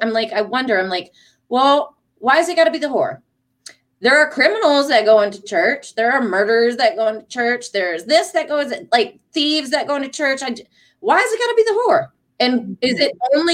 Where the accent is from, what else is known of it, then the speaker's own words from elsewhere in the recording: Detroit, Michigan, United States; moved away; I'm from Detroit originally